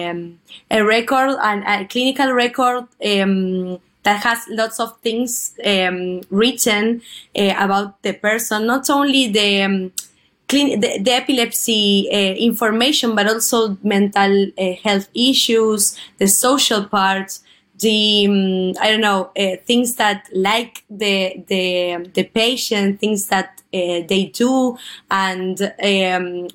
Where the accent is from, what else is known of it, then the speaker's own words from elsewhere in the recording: Buenos Aires, Argentina; I am from Buenos Aires, Argentina